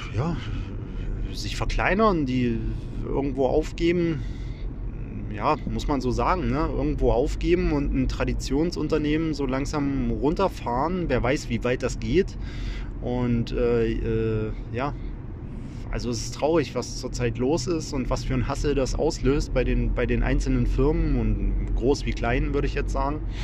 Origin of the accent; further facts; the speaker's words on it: Wittenberg, Saxony-Anhalt, Germany; in meiner Heimatstadt der Lutherstadt Wittenberg